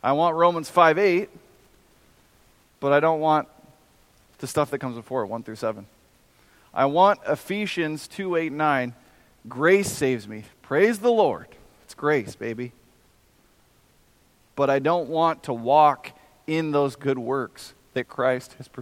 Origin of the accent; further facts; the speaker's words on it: United States; I'm an American